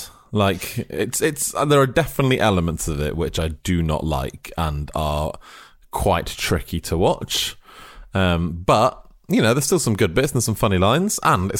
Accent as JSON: {"language": "English", "region": "Wales", "country": "United Kingdom", "lives_now": "Bratislava, Slovakia", "said": "I'm actually Welsh, even though I live in Bratislava."}